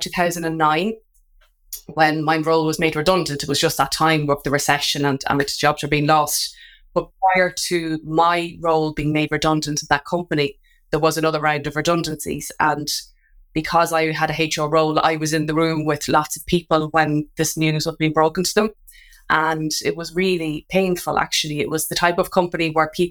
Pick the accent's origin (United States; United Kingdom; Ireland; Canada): Ireland; Drogheda, Leinster; Drogheda, which is my hometown.